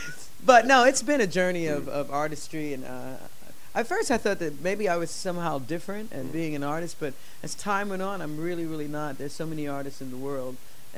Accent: New York City, New York, United States; also born or lived in Philadelphia; I grew up in the Bronx. I was born in Philadelphia.

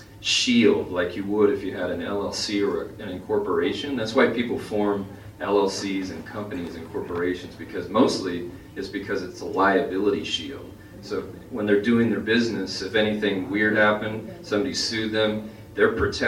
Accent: Kansas, United States; moved away as an adult; now in Los Angeles, United States; I came out here from the Midwest. I grew up in Kansas

